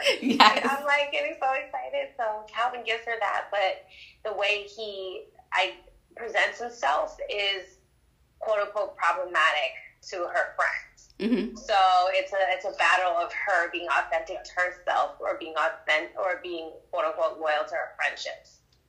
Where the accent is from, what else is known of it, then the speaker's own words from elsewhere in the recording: Berlin, Germany; born there; I was born in Berlin, Germany.